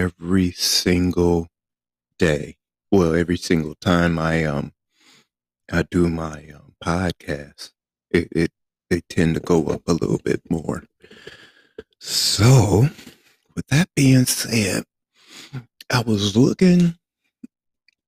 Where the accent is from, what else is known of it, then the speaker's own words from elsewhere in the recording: Flint, Michigan, United States; moved away as an adult; I was from Flint, Michigan